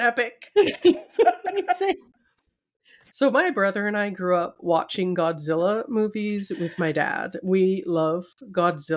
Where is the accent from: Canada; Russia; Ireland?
Canada; we are Canadian girls